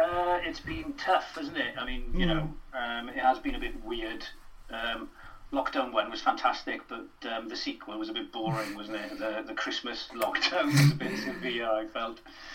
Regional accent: Wales, United Kingdom; As a Welsh speaker, my first experience was the Eisteddfod, you know, of performance and singing and dancing and acting, you know. You know yourself what the Urdd is like.

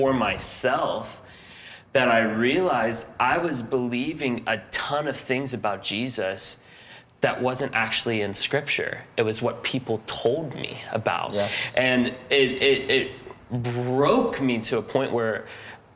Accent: Pittsburgh, Pennsylvania, United States; moved away as an adult; now in Boston, United States; Originally, I'm from Pittsburgh

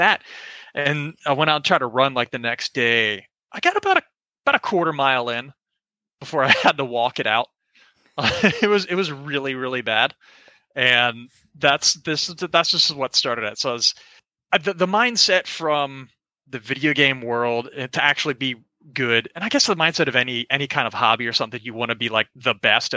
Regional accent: Orlando, Florida, United States; I'm from Orlando, Florida. Grew up there my whole life

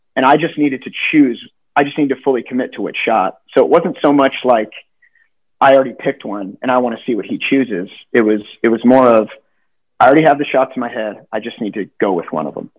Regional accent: Southern California, United States; growing up in Southern California, I, I understand Spanish better

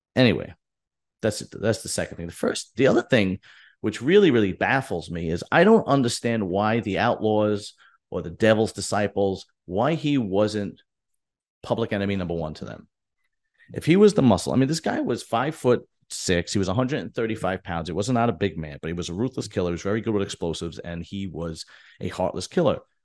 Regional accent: United States; we're, we're American or I'm American

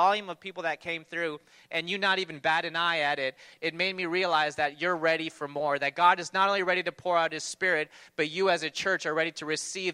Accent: Toronto, Ontario, Canada; I grew up in Toronto

